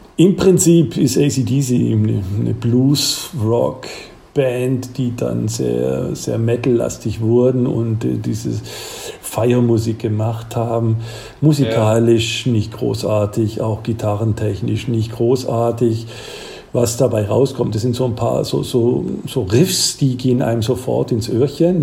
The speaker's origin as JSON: {"language": "German", "area": "Swabia, south of Ulm", "region": "Baden-Württemberg", "country": "Germany", "moved": "yes", "lives_now": "Aachen, Germany", "said": "man hört ja, ich komme da aus dem Schwabenland und südlich von Ulm"}